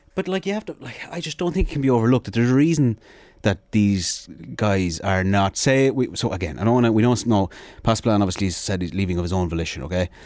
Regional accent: Sligo, Connacht, Ireland; I'm from Sligo

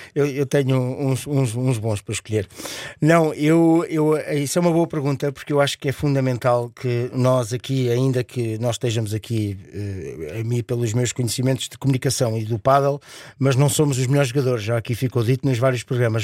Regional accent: Portugal; como sou um Tuga fervoroso, como eu costumo dizer, sou Tuga abelhão pato

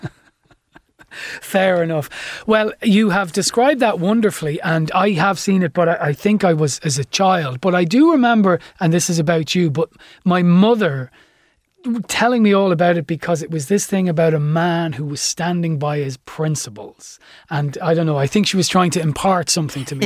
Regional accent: Ireland; as Irish people

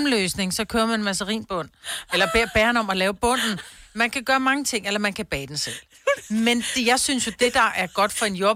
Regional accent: Sweden; now in Denmark; Jeg er der svensker.

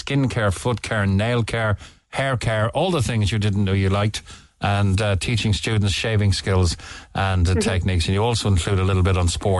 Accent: Cobh, Munster, Ireland; I'm from Cove.

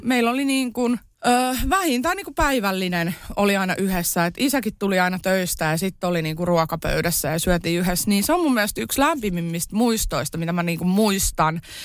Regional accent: Kerava, Uusimaa, Finland; born or raised there; also born or lived in Iisalmi

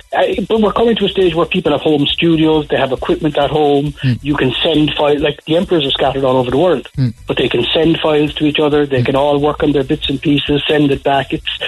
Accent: Cork, Munster, Ireland; Originally from Ballyvillan. Carrigal and Ballyvillan.

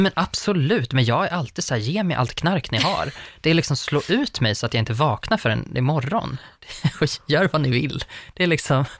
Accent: northern Uppland, Uppsala County, Sweden; jag har väldigt mycket den baktakten i hur jag pratar, för att jag är från Norduppland

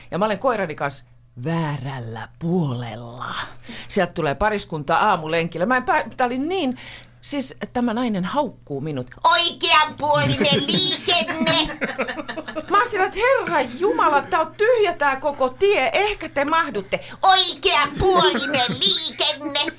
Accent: Pori, Satakunta, Finland; mä oon porilainen, minä voin.

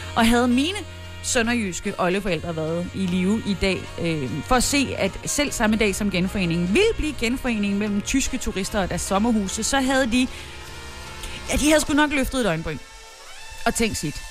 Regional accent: Southern Jutland, Denmark; jeg er jo sønderjyde

